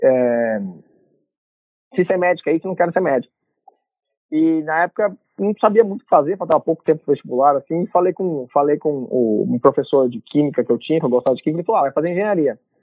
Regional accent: Londrina, Paraná, Brazil; moved away as an adult; also born or lived in Curitiba; now in United States; eu sou natural de Londrina, nasci no Paraná

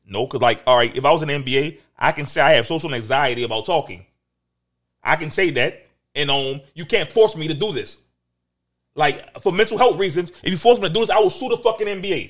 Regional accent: New Orleans, Louisiana, United States; I'm from New Orleans.

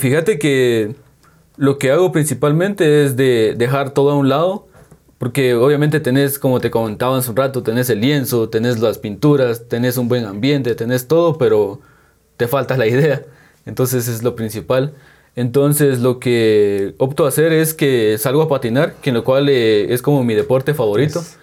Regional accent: San Juan Comalapa, Chimaltenango, Guatemala; soy de San Juan como y Maltenango.

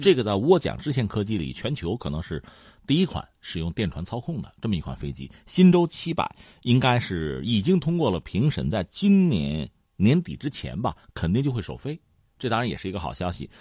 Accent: China; 我们中国人

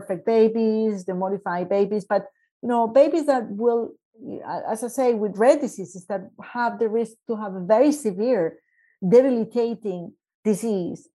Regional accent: Medellín, Antioquia, Colombia; moved away; also born or lived in Canada; I came back to Colombia to work as chief operating officer for Ruta N in Medellin, my hometown

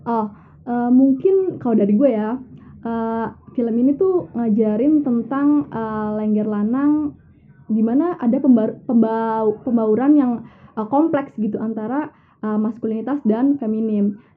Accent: Banyumas, Central Java, Indonesia; tari lengger ini kan uh, emang asalnya dari Banyumas ya dimana itu uh, kampung gue sendiri

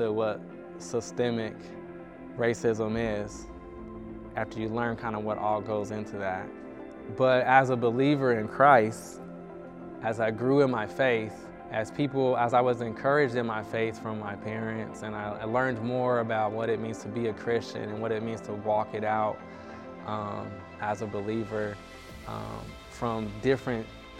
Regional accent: Denver, Colorado, United States; I grew up in Denver, Colorado.

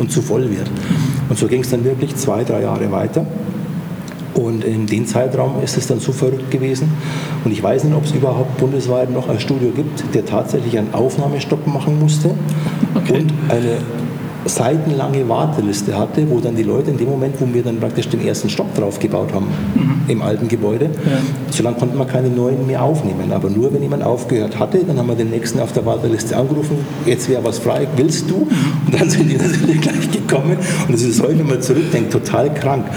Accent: Eching, Bavaria, Germany; now in Schwabach, Germany; ich bin in Eching aufgewachsen, groß geworden. Das ist ein äh, kleiner Vorort von München, Ecke Freising, München

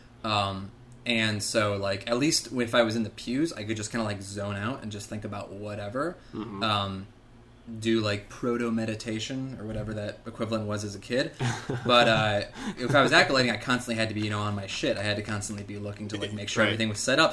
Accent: Michigan, United States; I was born and raised in Michigan, very Midwestern suburban kind of existence

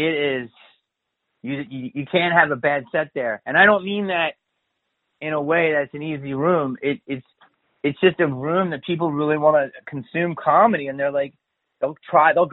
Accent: Philadelphia, Pennsylvania, United States; I'm from Philly

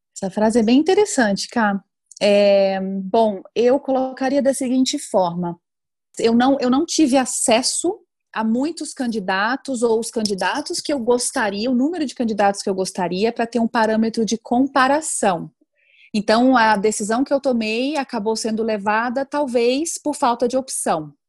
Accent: Salvador, Bahia, Brazil; moved away as an adult; also born or lived in Germany; eu sou baiana, né, nascida em Salvador, Bahia

